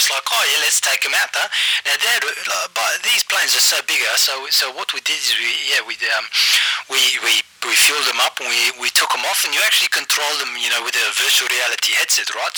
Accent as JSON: {"language": "English", "town": "Johannesburg", "region": "Gauteng", "country": "South Africa", "said": "I just got back to Joburg, home country."}